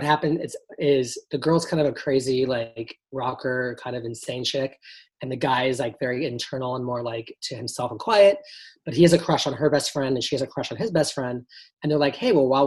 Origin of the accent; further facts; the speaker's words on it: Los Angeles, California, United States; I grew up in Encino, you know, in the valley, like blocks away from the Jackson compound